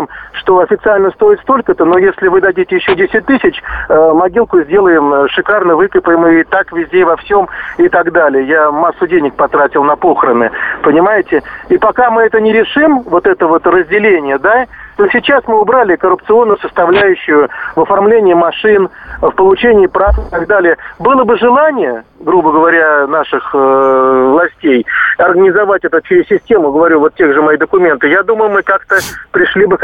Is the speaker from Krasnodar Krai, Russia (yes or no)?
yes; Krasnodar, Krasnodar Krai, Russia; Я сам из Краснодара, я работаю в строительной сфере